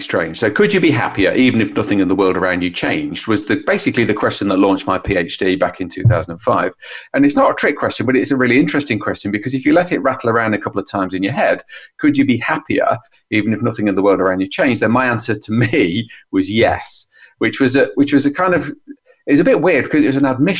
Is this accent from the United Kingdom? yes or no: yes; United Kingdom; as a Brit